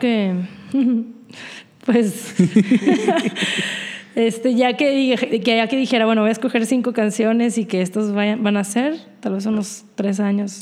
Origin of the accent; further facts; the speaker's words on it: Monterrey, Nuevo León, Mexico; soy de Monterrey.